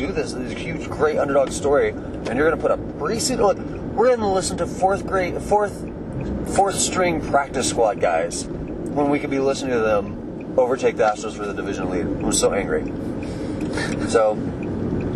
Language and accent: English; Texas, United States; also born or lived in Colorado; we moved to Texas when I was 3